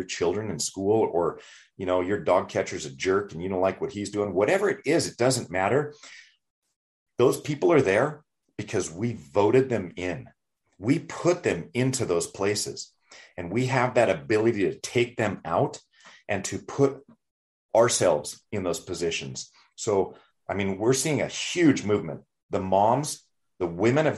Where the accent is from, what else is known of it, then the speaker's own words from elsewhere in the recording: United States; We're all Americans